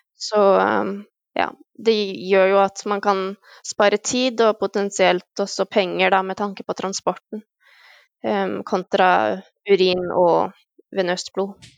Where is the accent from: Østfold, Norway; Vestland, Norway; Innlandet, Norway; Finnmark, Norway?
Østfold, Norway; Halden; now in Denmark; jeg er fra Halden